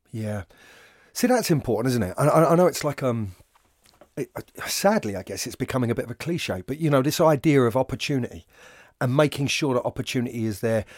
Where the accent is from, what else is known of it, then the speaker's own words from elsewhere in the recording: London, United Kingdom; I invariably attach what I do to being a Londoner